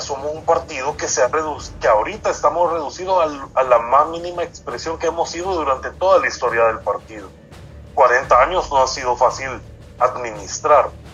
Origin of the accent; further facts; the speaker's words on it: El Salvador; Nosotros como salvadoreños